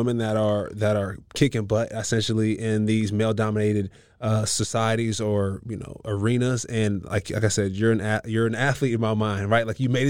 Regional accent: California, United States; also born or lived in New York; now in Tampa, United States; we're both from California, moved around a little bit, ended up in New York, and now in Tampa.

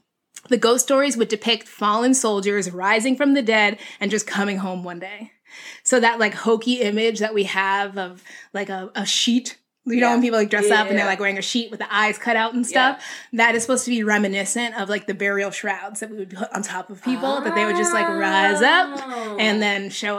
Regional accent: New England, United States; So I'm born and raised in New England, so the idea of Mischief Night was completely new to me.

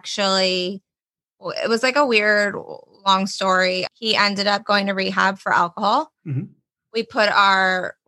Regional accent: New Jersey, United States; also born or lived in Orlando, Florida; I'm born and raised in Jersey. Lived here all my life.

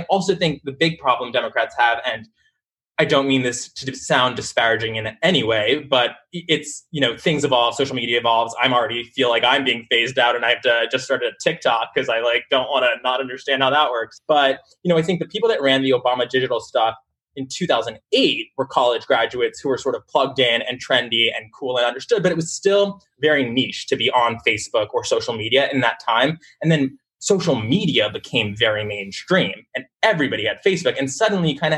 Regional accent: Westchester, New York, United States; I grew up in Westchester, New York, suburbs right outside New York City, where actually my parents had gone to the public schools there 50 years before. And I was born and raised in that community.

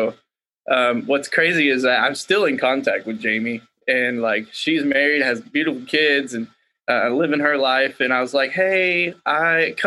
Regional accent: Waco, Texas, United States; my hometown in Waco

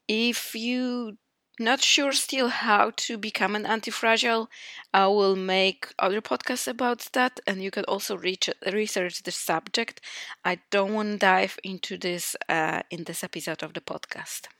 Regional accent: Poland; moved away as an adult; now in Iceland; I am from Poland.

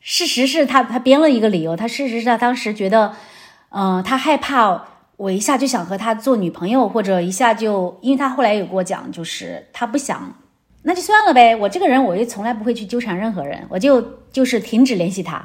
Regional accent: China; moved away as an adult; also born or lived in Chengdu / Silicon Valley; now in United States; 我是中国人

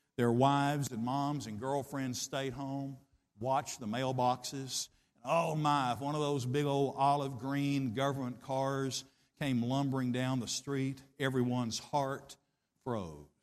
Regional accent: Middle Tennessee, United States; I grew up in Middle Tennessee in the fifties and sixties

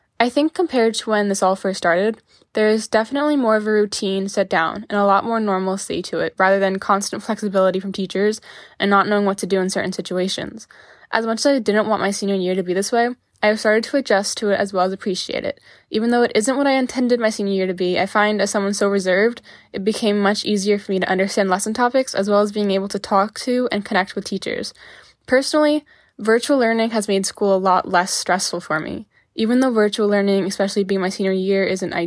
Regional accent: New Jersey, United States; I'm from New Jersey.

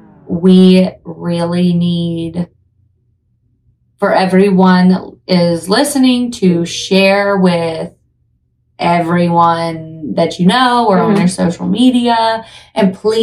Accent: Tennessee, United States; I think considering we're from Tennessee, I would guarantee you probably don't pronounce it that way.

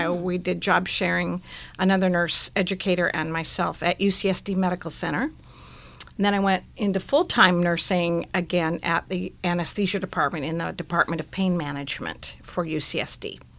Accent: Portland, Oregon, United States; moved away as an adult; also born or lived in Sun Valley, Idaho; now in San Diego, United States; I grew up in Portland, Oregon, and went to the University of Oregon in Eugene.

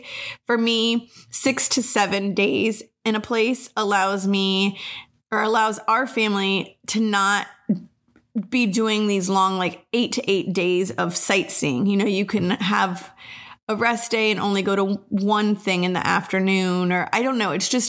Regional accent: United States; also born or lived in Colorado; I am from Albuquerque or Texas as well.

